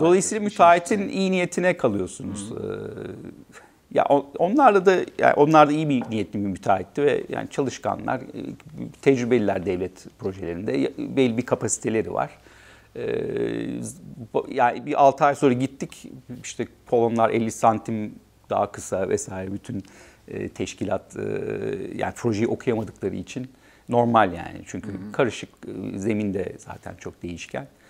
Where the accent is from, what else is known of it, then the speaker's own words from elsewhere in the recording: Turkey; moved away as an adult; also born or lived in Netherlands; kendi e, büyüdüğüm ülkede çalışmak